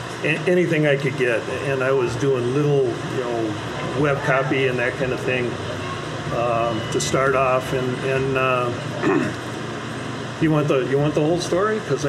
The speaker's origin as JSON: {"language": "English", "town": "Minneapolis", "region": "Minnesota", "country": "United States", "said": "I'm here from Minnesota."}